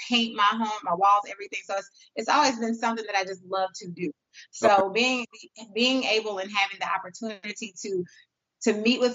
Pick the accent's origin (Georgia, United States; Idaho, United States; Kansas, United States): Georgia, United States; Atlanta; also born or lived in Charlotte; I'm from Atlanta